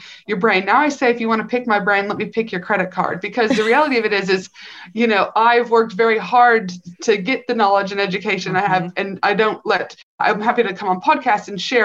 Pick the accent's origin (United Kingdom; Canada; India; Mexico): Canada; also born or lived in North Carolina; I'm from Canada, I was a clinician in North Carolina for a couple